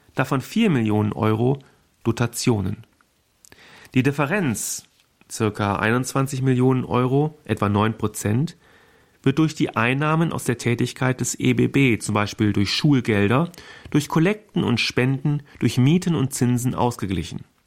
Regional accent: Germany; bei uns in Deutschland

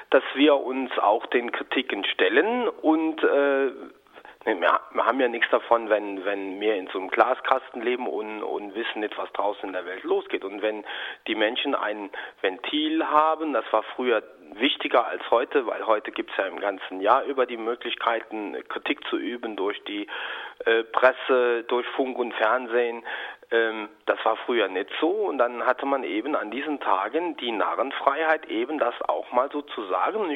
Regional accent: Rhineland, Germany; Aber es war eigentlich äh, im Rheinland, da aus der Ecke, wo ich herkomme, schon so, dass man die Obrigkeit dadurch in Kakao ziehen wollte

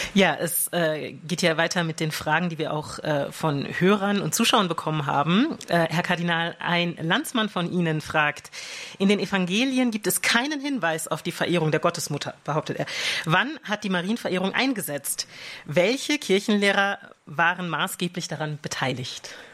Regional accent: Rhineland, Germany; als Rheinländer

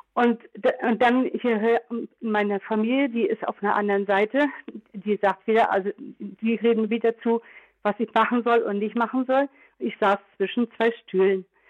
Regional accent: Trier, Rhineland-Palatinate, Germany; ich bin ja aus Trier

